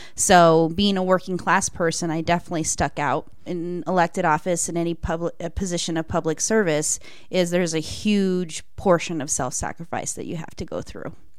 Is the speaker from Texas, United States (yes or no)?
no; Greeley, Colorado, United States; I was born and raised in Greeley